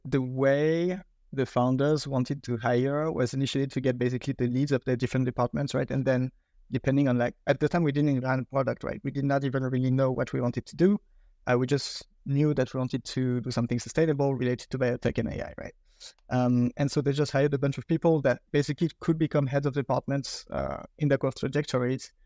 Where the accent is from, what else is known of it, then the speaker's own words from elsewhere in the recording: France; accent: French; English is a second language; I'm British with my French accent